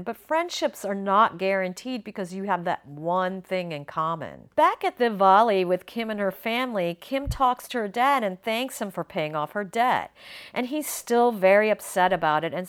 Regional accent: United States; Growing up as an Indian American kid

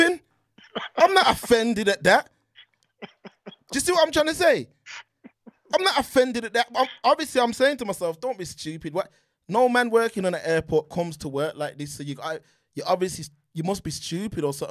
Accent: Birmingham, West Midlands, United Kingdom; growing up in Brum

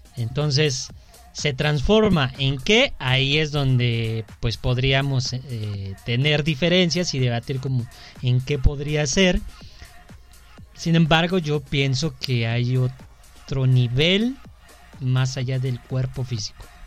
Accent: Mexico; Porque somos mexicanos

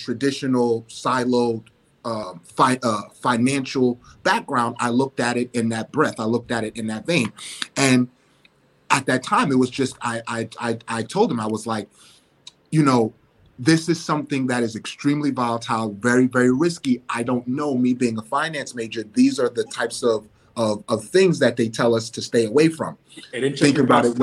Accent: New York City, New York, United States; Bronx born and raised

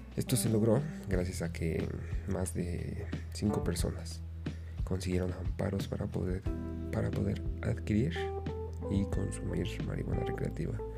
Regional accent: Mexico; mi país. En mi país, México

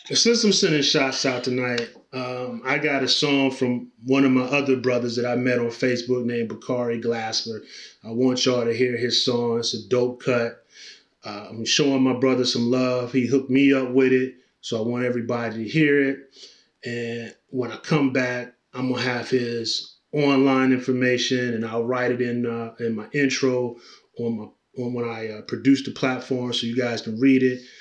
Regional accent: Canton, Ohio, United States; moved away; we're broadcasting from Canton, Ohio, uh, my hometown. Very proud of my hometown. I try to come back and visit

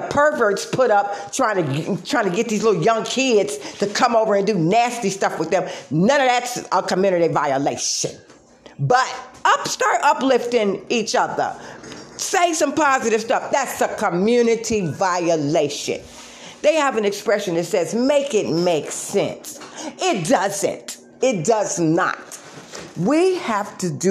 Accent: Detroit, Michigan, United States; I'm from Detroit

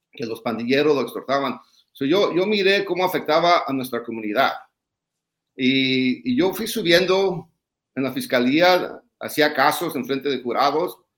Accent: Los Angeles, California, United States; also born or lived in Tijuana, Mexico; nací en Tijuana, me crié en Lincoln Heights y El Sereno.

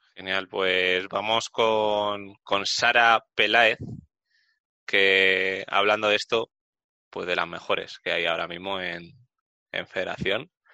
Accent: Community of Madrid, Spain; yo soy del norte de Madrid

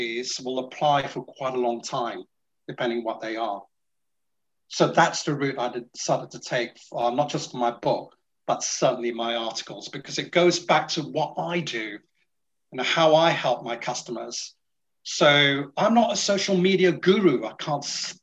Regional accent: Singapore; now in United Kingdom; I'm from Singapore

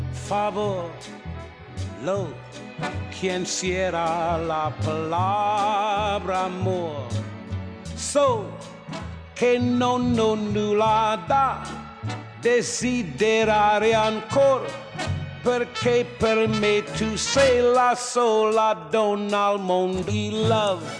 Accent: Sichuan, China; 其实都是因为我们四川人都特别爱吃，所以说我们才愿意把这个精力投入到这一块。

